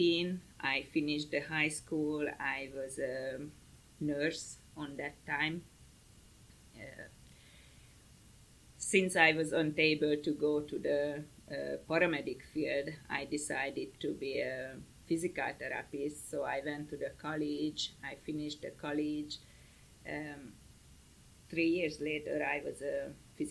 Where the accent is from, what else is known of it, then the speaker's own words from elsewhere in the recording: Hungary; English is a second language; moved away as an adult; now in Greenville County, United States; I'm from Hungary